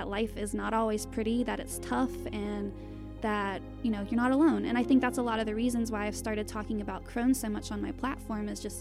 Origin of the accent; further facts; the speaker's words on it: Winston-Salem, North Carolina, United States; I'm from North Carolina, and my hometown is called Winston-Salem